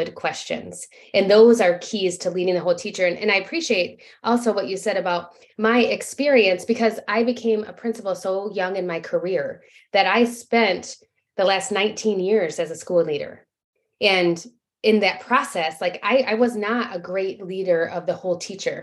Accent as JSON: {"language": "English", "town": "Grand Rapids", "region": "Michigan", "country": "United States", "tie": "born or raised there", "also_born_or_lived": "Traverse City, Michigan", "said": "I'm from Michigan, born and raised in West Michigan. So Grand Rapids area."}